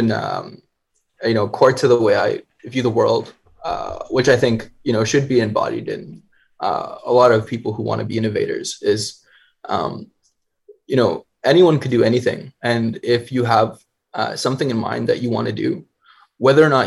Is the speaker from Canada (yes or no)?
yes; Canada; being a Canadian